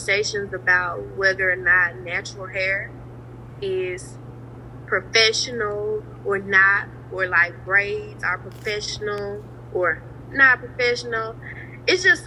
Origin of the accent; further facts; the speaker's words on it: Rosedale, Mississippi, United States; also born or lived in Clarksdale, Mississippi; I was born in Clarksdale, lived there until I was about 7, moved to Rosedale. I graduated from Rosedale